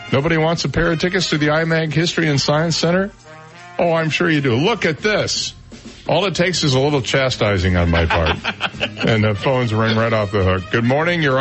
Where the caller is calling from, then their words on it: Naples, Florida, United States; Naples, Florida.